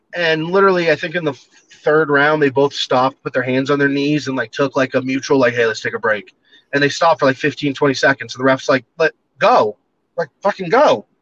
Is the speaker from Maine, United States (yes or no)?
yes; Standish, Maine, United States; now in Montana, United States; It's in Standish, Maine. That's my that's my family's apple orchard.